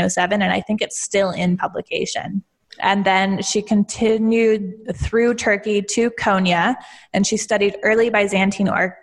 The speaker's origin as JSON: {"language": "English", "country": "United States", "said": "I am American."}